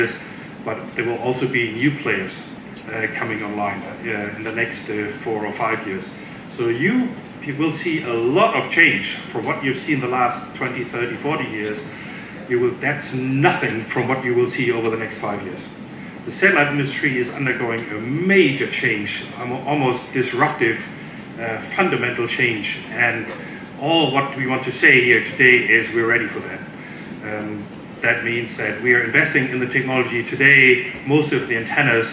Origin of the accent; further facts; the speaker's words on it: Denmark; I'm hailing from Denmark.